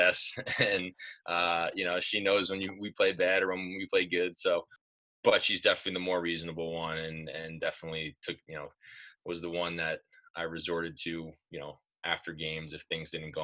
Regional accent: Commack, New York, United States; also born or lived in Smithtown, New York; I went to my first practice where I grew up in Comac

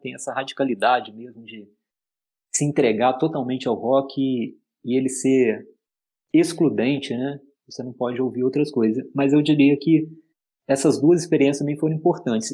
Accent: Juiz de Fora, Minas Gerais, Brazil; eu também sou mineiro, né? Eu acho que isso diz bastante para mim, sabe? Eu nasci em Juiz de Fora

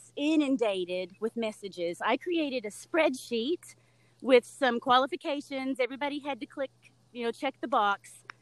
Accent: Harriman, Tennessee, United States; I grew up in Bullard Holler. And Bullard Holler is in Harriman, Tennessee, in the Tennessee Valley.

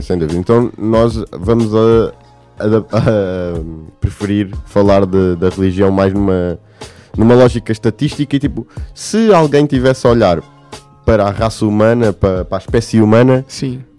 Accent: Portugal

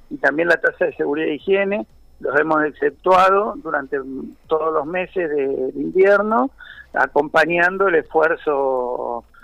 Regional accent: Mar del Plata, Buenos Aires Province, Argentina; Yo soy nacido y criado en Mar del Plata, o sea, tengo muchísimos años acá

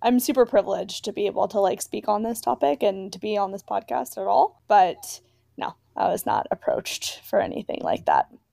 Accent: San Francisco Bay Area, California, United States; moved away as an adult; also born or lived in Alabama; I'm from California, I'm from the San Francisco Bay Area

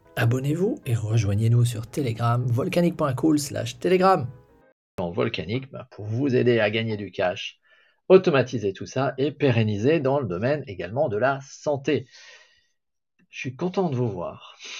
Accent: France

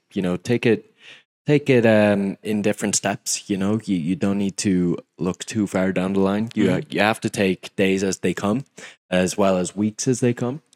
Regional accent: Mayo, Connacht, Ireland; I'm from Mayo

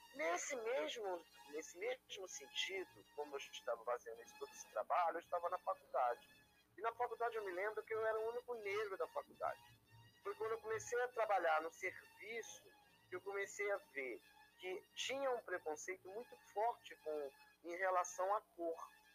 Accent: Rio de Janeiro, Brazil; eu sou do Rio de Janeiro, da cidade

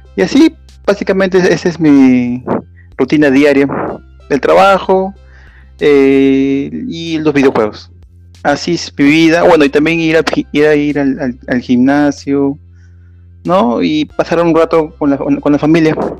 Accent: Lima, Peru; soy de Perú, de Lima

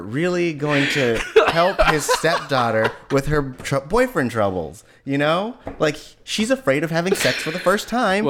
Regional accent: United States; I'm American, and I pronounce American words American-like.

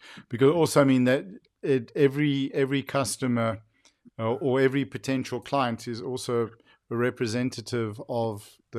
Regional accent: South Africa; growing up in South Africa

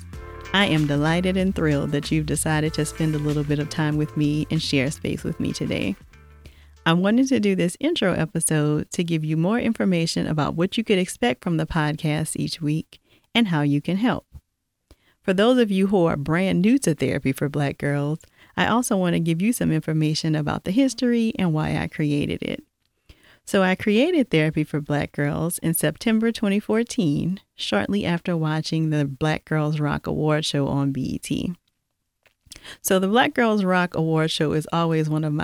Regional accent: Louisiana, United States; now in Atlanta, United States; I'm not sure if you've been able to tell by my accent, but I'm originally from Louisiana

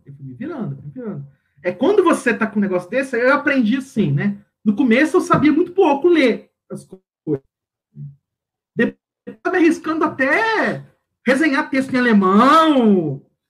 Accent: Brazil; sou terceiro mundo, eu sou brasileiro

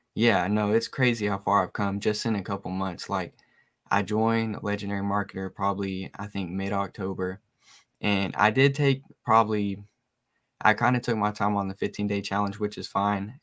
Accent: Oak Ridge, Tennessee, United States; I'm 19 from Oak Ridge, Tennessee

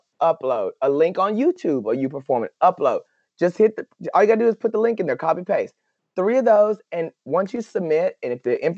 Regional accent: Paris, Texas, United States; here in my hometown of Paris, Texas

